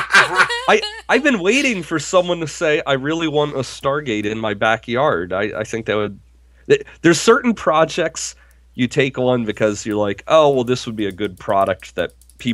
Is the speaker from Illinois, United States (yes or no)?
no; Harrisburg, Pennsylvania, United States; my hometown, Harrisburg